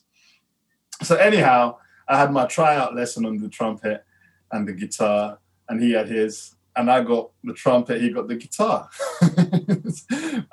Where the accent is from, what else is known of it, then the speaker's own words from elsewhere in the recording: London, United Kingdom; I grew up in Peckham